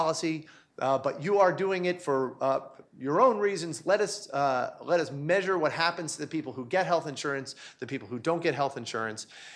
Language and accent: English; New York, United States; also born or lived in Charlottesville, Virginia; I'm from New York. I spent more time there as a child than I spent in Charlottesville.